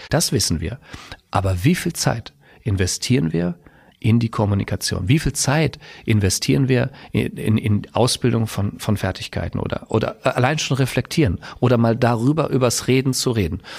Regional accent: Westerwald, Rhineland-Palatinate, Germany; moved away as an adult; now in Hersbruck, Germany; ursprünglich komme ich aus dem Westerwald, bin dann der Liebe wegen nach Mittelfranken gezogen

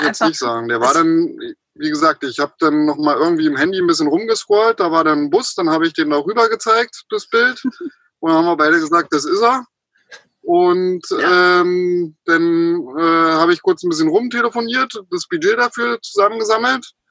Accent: Berlin, Germany; moved away as an adult; also born or lived in Potsdam / Austria / Bavaria; geboren in Potsdam, in Berlin aufgewachsen und bin dann mit 18 aus dieser großen bösen Stadt raus und nach Österreich

